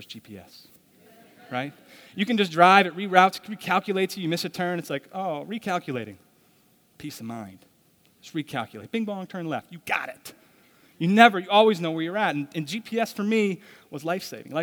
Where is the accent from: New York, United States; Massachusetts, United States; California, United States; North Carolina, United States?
Massachusetts, United States; Douglas; I grew up in Douglas, Massachusetts